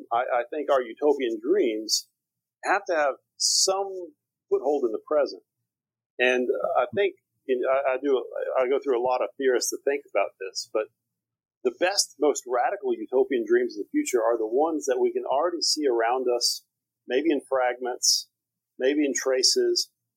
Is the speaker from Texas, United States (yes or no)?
yes; Texas, United States; now in Beirut, Lebanon; As you may or may not be able to tell from my accent, I'm from Texas. I'm originally from a small town in East Texas, but I'm a film and cultural theorist.